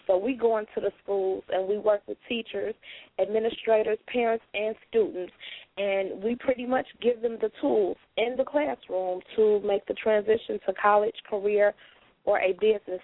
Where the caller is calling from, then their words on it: Gary, Indiana, United States; I'm calling from Gary, Indiana